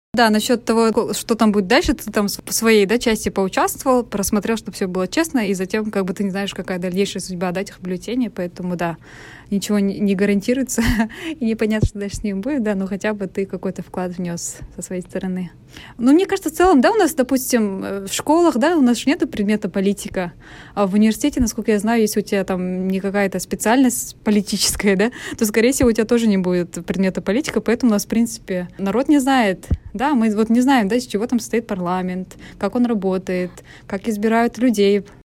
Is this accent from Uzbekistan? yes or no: no; Almaty, Kazakhstan; в моем родном городе